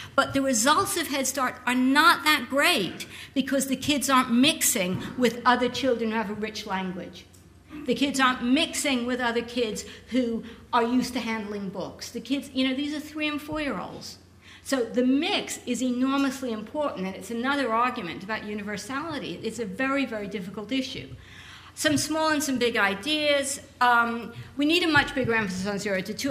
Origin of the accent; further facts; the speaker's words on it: United States; I'm American, but my, my grandparents are English